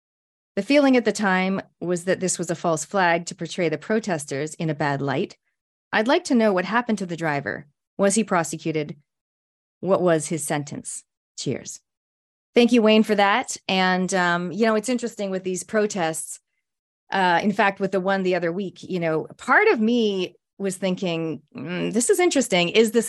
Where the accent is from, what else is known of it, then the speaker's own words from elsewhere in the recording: Canada; I'm a Canadian Kiwi, a speaker, an author, an ex-Outward Bound instructor